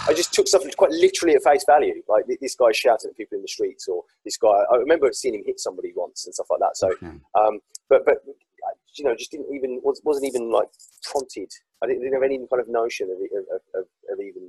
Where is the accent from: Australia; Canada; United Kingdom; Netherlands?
United Kingdom; Walsall, West Midlands; I grew up in Warsaw in the West Midlands